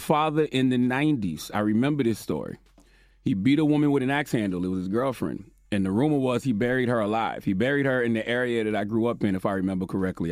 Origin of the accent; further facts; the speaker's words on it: South Carolina, United States; my hometown of Montgomery, South Carolina.